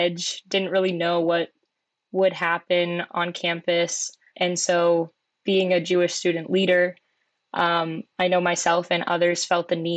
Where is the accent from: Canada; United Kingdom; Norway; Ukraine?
Canada; Oakville, Ontario; I grew up in Oakville, Ontario